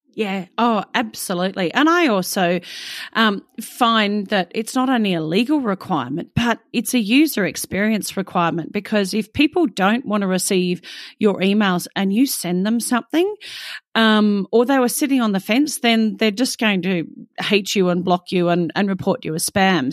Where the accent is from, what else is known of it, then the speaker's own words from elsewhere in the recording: Australia; an Australian myself